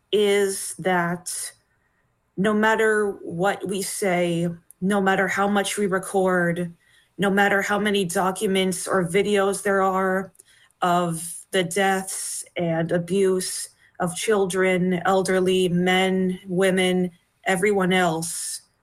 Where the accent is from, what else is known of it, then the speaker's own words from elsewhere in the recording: Palestine; not even the fact that we come from Palestine ourselves, it's enough for them to consider us terrorists.